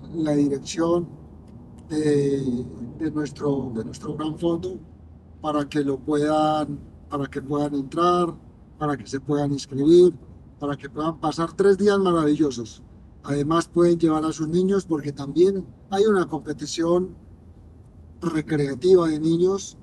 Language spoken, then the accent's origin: Spanish; Colombia; mi tierra